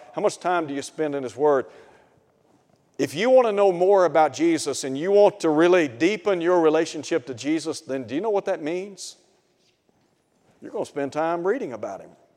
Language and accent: English; Chattanooga, Tennessee, United States; I grew up in Chattanooga. And I lived in a suburb called East Ridge.